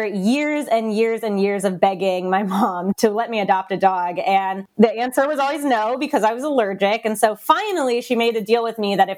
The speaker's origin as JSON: {"language": "English", "region": "Midwest", "country": "United States", "tie": "born or raised there", "also_born_or_lived": "Kansas / Minnesota", "lives_now": "Lincoln, United States", "said": "I am a Midwest girl, but I was actually born in Kansas, lived in Minnesota, and then came to Nebraska for college and never left"}